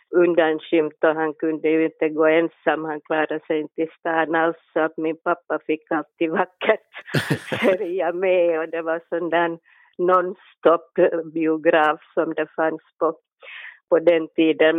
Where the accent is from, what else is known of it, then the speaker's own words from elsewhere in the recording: Helsinki, Uusimaa, Finland; Jag är en barfota helsingforsare